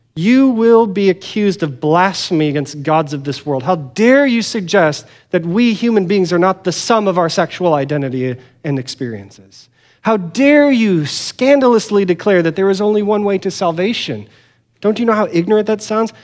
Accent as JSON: {"language": "English", "country": "United States"}